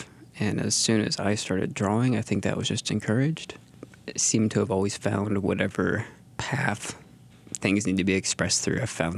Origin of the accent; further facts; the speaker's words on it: Colville, Washington, United States; now in Moscow, United States; Must have been Colville, Washington. Okay, and then 09, I moved here.